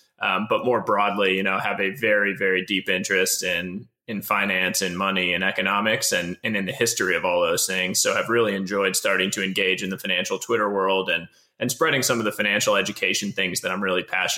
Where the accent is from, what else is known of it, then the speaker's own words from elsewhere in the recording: East Coast, United States; moved away as an adult; now in California, United States; I grew up on the East Coast, moved out to California back in 2009